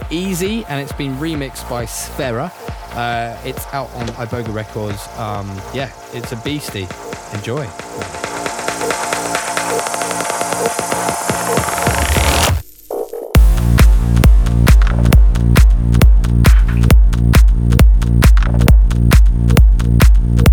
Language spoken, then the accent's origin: English; England, United Kingdom; We're English